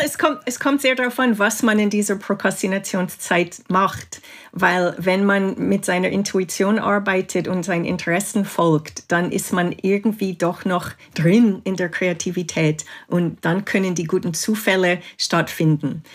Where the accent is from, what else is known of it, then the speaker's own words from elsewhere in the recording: Canada; also born or lived in England; now in Switzerland; ich bin in Kanada aufgewachsen